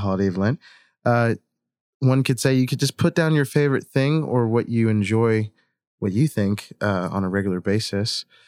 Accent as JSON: {"language": "English", "town": "Hurricane", "region": "West Virginia", "country": "United States", "tie": "born or raised there", "said": "I grew up in Hurricane, West Virginia"}